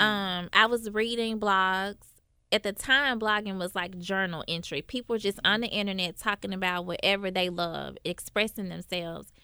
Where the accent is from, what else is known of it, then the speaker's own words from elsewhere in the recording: Memphis, Tennessee, United States; growing up in North Memphis